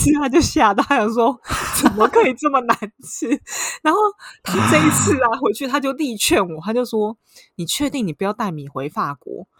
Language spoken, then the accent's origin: Chinese; Taiwan; now in Paris, France; 我是台湾人